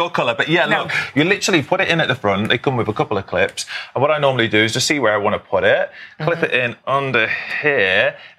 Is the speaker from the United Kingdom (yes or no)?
yes; United Kingdom; I'm British, it's different.